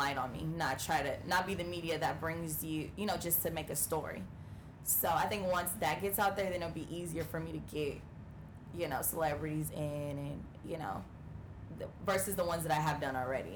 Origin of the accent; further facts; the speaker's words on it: California, United States; moved away; And I was in my hometown. I'm from California